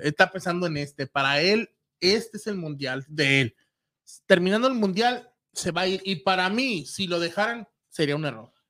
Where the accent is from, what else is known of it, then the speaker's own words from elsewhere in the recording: Mexico; Yo como mexicano